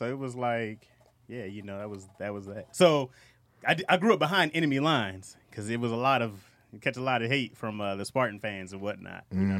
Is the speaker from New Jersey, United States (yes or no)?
no; Lansing, Michigan, United States; I'm from Lansing. That's where Michigan State is.